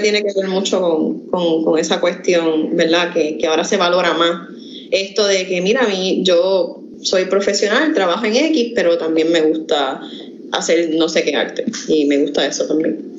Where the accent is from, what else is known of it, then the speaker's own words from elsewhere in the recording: Quebradillas, Puerto Rico; now in Camuy, Puerto Rico; Yo vivo en Camuy, pero yo soy originalmente de Quebradillas